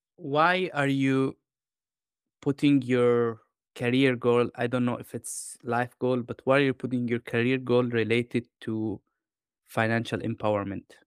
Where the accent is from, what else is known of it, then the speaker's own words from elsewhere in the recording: Jordan; moved away; also born or lived in London / Spain / Denmark / Italy; I grew up in Jordan in, um, I would say in a humble, uh, you know, like, environment.